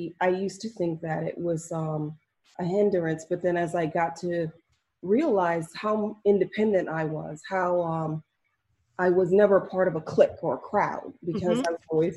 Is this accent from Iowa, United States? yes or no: no; Maryland, United States; I moved around a lot, but I grew up mostly, I want to say Maryland is the home base. That's where my family's from.